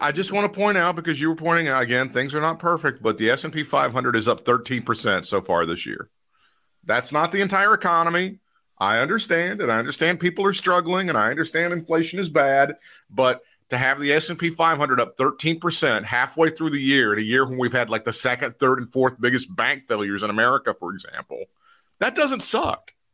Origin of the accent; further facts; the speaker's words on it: the South, United States; as a Southerner